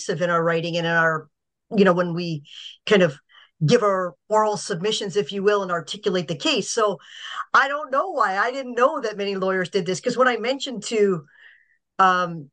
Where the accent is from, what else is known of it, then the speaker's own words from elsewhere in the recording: Niagara Falls, Ontario, Canada; I was born and raised in Niagara